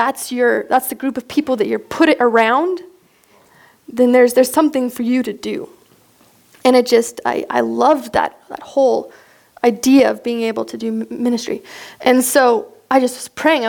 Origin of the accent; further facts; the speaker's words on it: Miles City, Montana, United States; I grew up in Miles City, Montana.